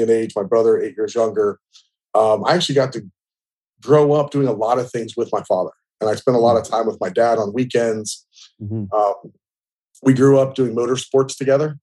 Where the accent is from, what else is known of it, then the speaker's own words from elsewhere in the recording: Canal Winchester, Ohio, United States; moved away as an adult; also born or lived in Dallas, Texas / South Florida; I was born in 1979 in Canal, Winchester, Ohio